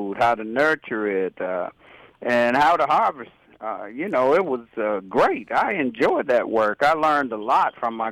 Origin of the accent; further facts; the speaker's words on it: Jacksonville, North Carolina, United States; now in Raleigh, United States; I'm from Jacksonville, North Carolina.